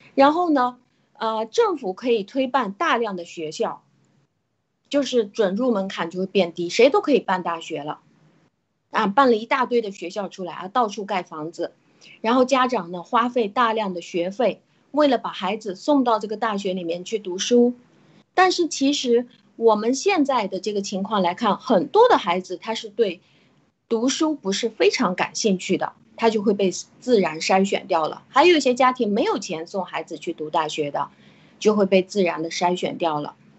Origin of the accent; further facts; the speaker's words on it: China; 就是当我们中国人其实是最容易啊进入到这种民粹主义的问题的